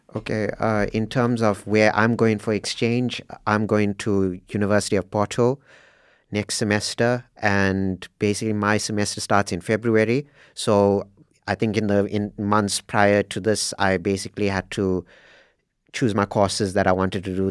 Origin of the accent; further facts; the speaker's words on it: South Africa; moved away as an adult; now in Norway; I'm from South Africa